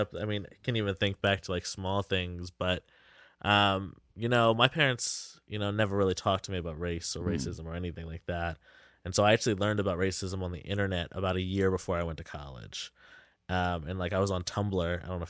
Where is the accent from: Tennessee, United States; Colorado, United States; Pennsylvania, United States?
Pennsylvania, United States; Lancaster; I grew up in Lancaster.